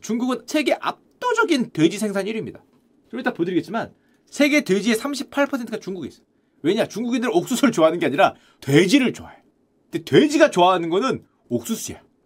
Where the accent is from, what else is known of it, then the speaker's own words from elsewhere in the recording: Gangwon, South Korea; 제 고향 강원도에